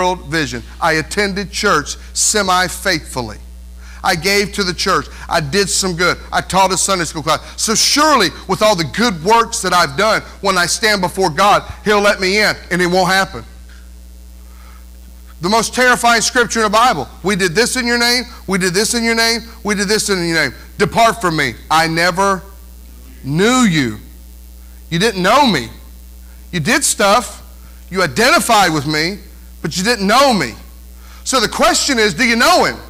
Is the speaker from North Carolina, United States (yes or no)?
yes; North Carolina, United States; now in Indiana, United States; I'm not a north, south, east, west Indiana person, because I'm from North Carolina